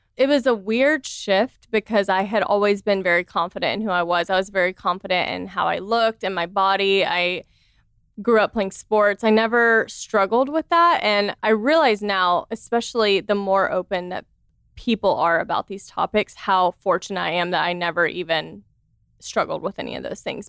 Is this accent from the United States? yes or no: yes; the South, United States; I grew up in the South, so I grew up, you know, very conservative